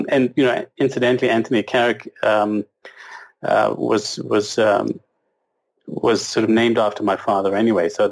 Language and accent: English; South Africa; now in Canada; I was born and raised in South Africa under a sort of, I guess, British influence